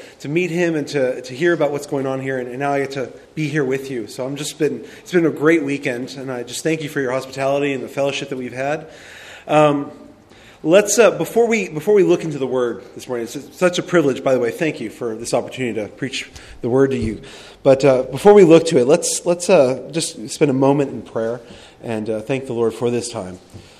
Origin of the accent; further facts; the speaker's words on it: United States; also born or lived in Cuba (ancestry); now in Australia; I was born in the States.